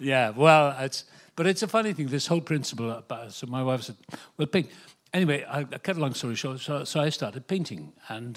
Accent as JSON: {"language": "English", "region": "Wales", "country": "United Kingdom", "tie": "born or raised there", "moved": "yes", "lives_now": "Malibu, United States", "said": "I was born in Wales, the same place as Richard Burton"}